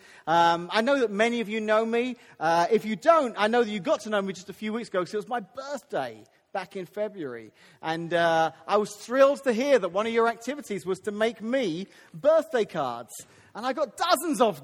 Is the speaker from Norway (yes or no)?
no; United Kingdom; moved away; I'm British